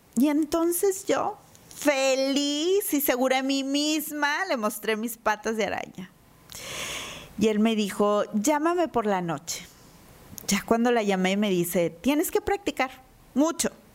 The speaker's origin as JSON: {"language": "Spanish", "town": "Monterrey", "region": "Nuevo León", "country": "Mexico", "said": "como buena regia"}